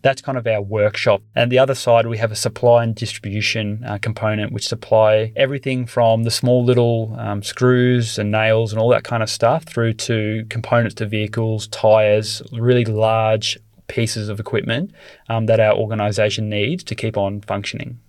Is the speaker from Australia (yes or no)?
yes; Australia; born or raised there